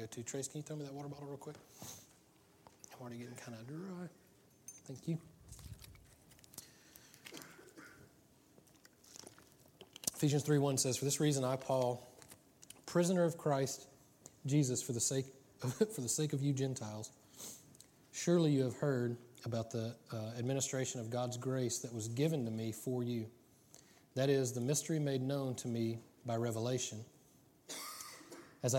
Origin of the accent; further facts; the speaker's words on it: United States; I'm American